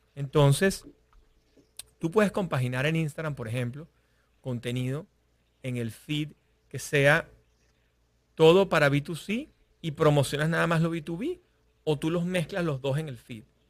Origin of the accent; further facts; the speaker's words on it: Venezuela; moved away; yo soy venezolano